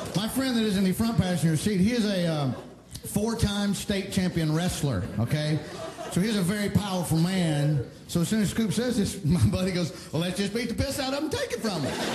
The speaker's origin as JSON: {"language": "English", "region": "Alabama", "country": "United States", "moved": "yes"}